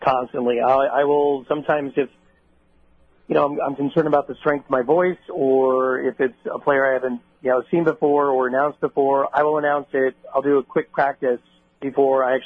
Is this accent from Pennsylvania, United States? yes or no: no; New York, United States; I'm a New Yorker